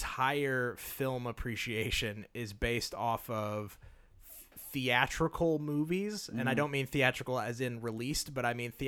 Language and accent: English; Nashville, Tennessee, United States; I grew up in the South